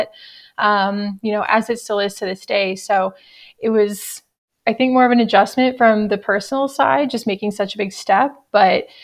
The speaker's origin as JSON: {"language": "English", "town": "Dallas", "region": "Texas", "country": "United States", "tie": "born or raised there", "also_born_or_lived": "College Station, Texas", "moved": "as an adult", "lives_now": "Daytona Beach, United States", "said": "I was born and raised in Dallas, went to Texas A&M."}